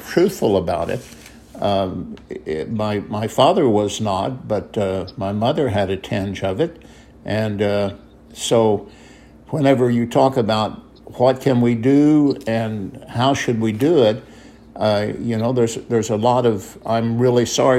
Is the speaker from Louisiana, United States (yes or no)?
no; Benton, Illinois, United States; I was raised in Benton, Illinois.